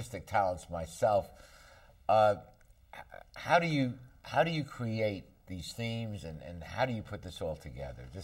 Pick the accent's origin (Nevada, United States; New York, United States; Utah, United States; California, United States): New York, United States; the first show I ever saw in my life growing up in New York was Peter Pan